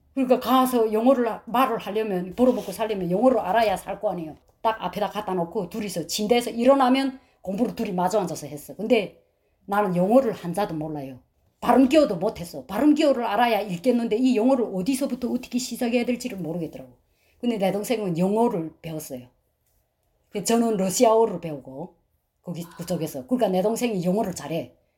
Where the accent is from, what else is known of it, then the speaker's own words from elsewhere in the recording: North Korea; moved away as an adult; also born or lived in China; now in United States; 저희는 탈북자인데